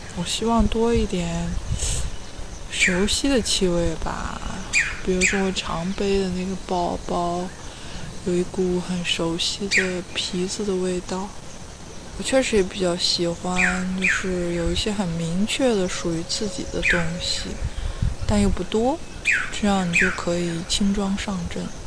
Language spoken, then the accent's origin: Chinese; Weihai, Shandong, China; 我家乡在山东威海